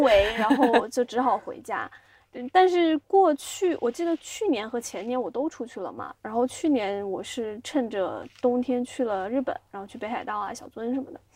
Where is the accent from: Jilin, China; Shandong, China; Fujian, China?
Fujian, China; Xiamen; moved away as an adult; also born or lived in Beijing; 作为一个厦门人